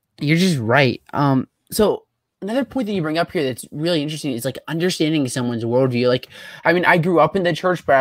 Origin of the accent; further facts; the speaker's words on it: Northeast, United States; moved away; I'm from the Northeast